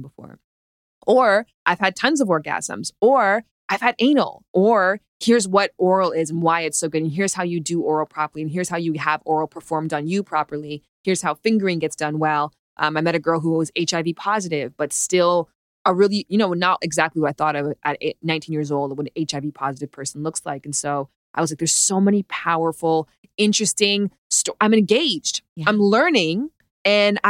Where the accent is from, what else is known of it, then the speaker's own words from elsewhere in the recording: Canada; I'm from Canada